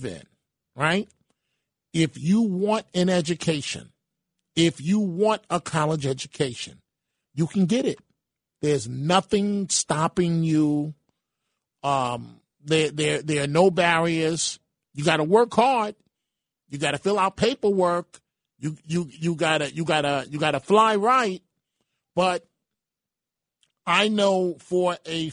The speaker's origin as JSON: {"language": "English", "town": "New York City", "region": "New York", "country": "United States", "tie": "born or raised there", "moved": "yes", "lives_now": "Rockland, United States", "said": "myself, as a son of the Bronx"}